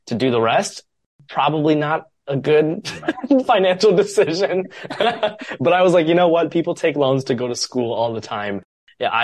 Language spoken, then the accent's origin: English; Columbus, Ohio, United States; moved away as an adult; also born or lived in Chicago; my hometown, Columbus, Ohio